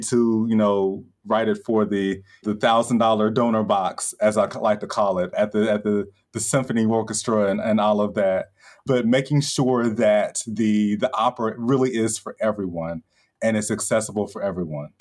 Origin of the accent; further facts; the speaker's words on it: Chattanooga, Tennessee, United States; my hometown, Chattanooga